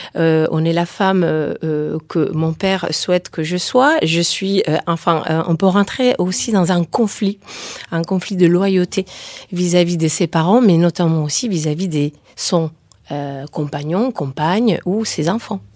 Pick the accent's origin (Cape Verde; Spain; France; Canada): Spain; je suis espagnole aussi